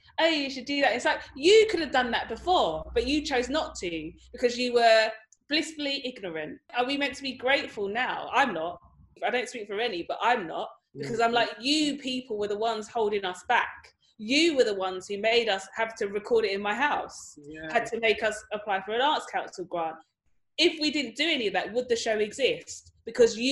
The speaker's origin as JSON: {"language": "English", "town": "Dagenham", "region": "London", "country": "United Kingdom", "tie": "born or raised there", "said": "I grew up in Dagenham"}